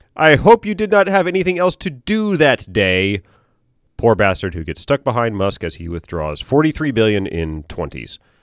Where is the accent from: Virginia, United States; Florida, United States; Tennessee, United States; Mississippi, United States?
Virginia, United States; Norfolk; I'm from Norfolk, we're a port